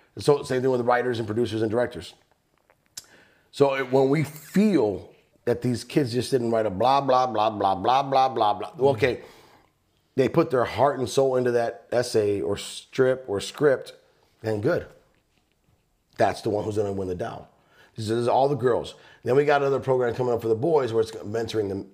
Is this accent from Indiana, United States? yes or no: yes; East Chicago, Indiana, United States; moved away; We grew up in East Chicago